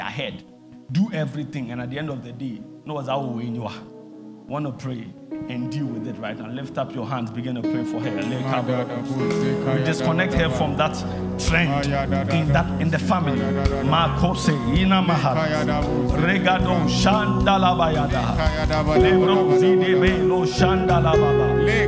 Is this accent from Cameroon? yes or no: yes; Cameroon; I see, you are speaking French. I'm from Cameroon.